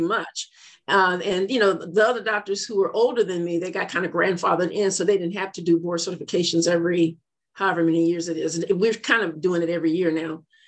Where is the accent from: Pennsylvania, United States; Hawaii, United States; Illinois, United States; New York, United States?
Illinois, United States; Joliet; moved away; my hometown, Joliet, Illinois